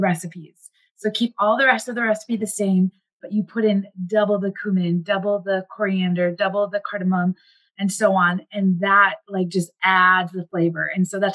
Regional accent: Wisconsin, United States; also born or lived in India; now in Minneapolis, United States; I grew up in Wisconsin, have lived in the Midwest for a majority of my life

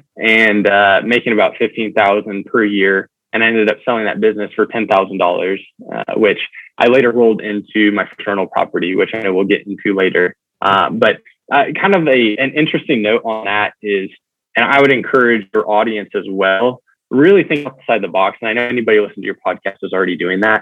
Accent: Tulsa, Oklahoma, United States; I'm originally from Tulsa, Oklahoma, so the great Midwest

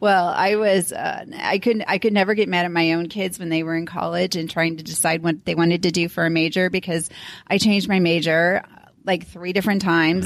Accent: St. Louis, Missouri, United States; also born or lived in Florida; now in Denver, United States; I grew up in Saint Lou-, the Saint Louis area

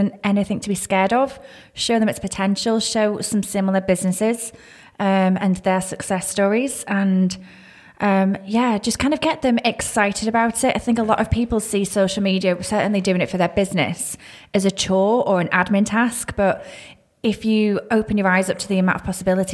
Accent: the Wirral, North West England, United Kingdom; moved away as an adult; also born or lived in Lake District / Manchester / Sunderland / Warrington; now in Shrewsbury, United Kingdom; grew up in on the Wirral, so just by Chester

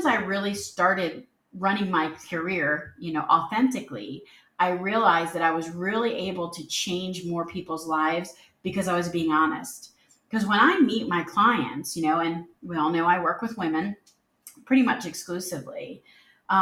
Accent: Philadelphia, Pennsylvania, United States; moved away; also born or lived in the South (US); I was born and raised in the Philadelphia area

